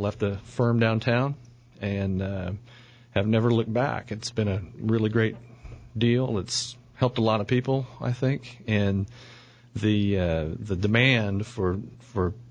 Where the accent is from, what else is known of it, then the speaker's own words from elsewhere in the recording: Oklahoma City, Oklahoma, United States; I grew up here in Oklahoma City